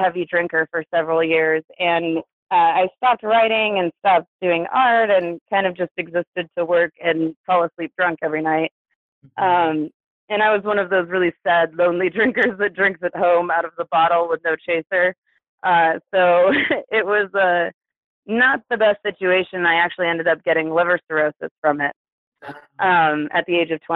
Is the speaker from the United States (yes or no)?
yes; Kansas City, Missouri, United States; born or raised there; also born or lived in Santa Barbara, California / Albuquerque, New Mexico